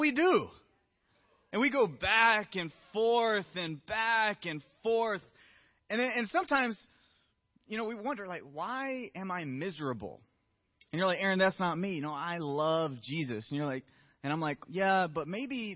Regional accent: the South, United States; I'm from the South

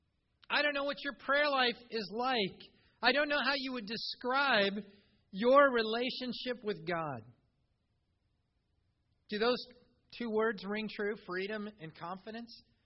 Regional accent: Iowa, United States; as a kid growing up in Iowa mowing yards

